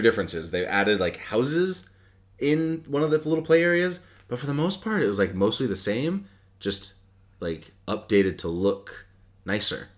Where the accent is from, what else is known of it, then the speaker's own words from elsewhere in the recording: Hampden, Maine, United States; I grew up in the town next to Bangor. I grew up in Hamden